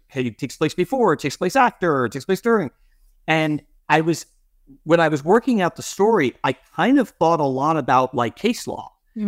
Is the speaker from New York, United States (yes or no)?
yes; Long Island, New York, United States; also born or lived in Boston; Like, I grew up in New York on Long Island. I went to law school in Boston.